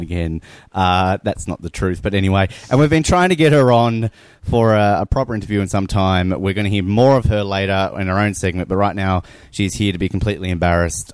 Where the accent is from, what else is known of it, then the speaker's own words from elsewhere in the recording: Australia; now in Kansas, United States; I'm Australian